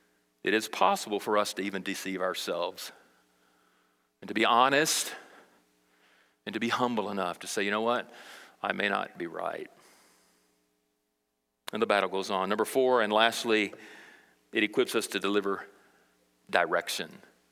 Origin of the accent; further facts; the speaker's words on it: Brazil; now in United States; I grew up in South America, Brazil, as a missionary kid, and I didn't learn some of the struggles that went on socially in America.